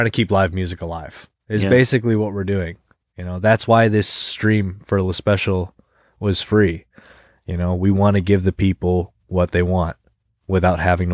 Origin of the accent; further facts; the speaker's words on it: Rochester, New York, United States; I was born and raised in Rochester